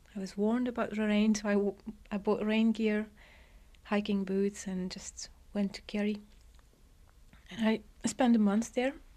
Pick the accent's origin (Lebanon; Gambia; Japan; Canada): Lebanon; Beirut, Beirut Governorate; moved away; also born or lived in England; I was born in England, but I was brought up in, uh, the Lebanon, in Beirut in a boarding school.